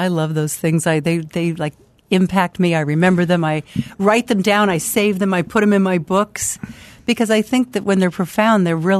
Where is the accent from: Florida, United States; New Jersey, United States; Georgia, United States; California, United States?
California, United States; Sacramento; I'm from Sacramento, but I live